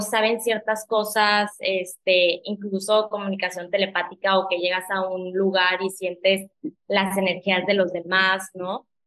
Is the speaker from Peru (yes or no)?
no; McAllen, Texas, United States; moved away as an adult; also born or lived in Torreón, Coahuila, Mexico; now in Playa del Carmen, Mexico; Yo soy originalmente de Torreón, pero viví toda mi vida en Texas, en McAllen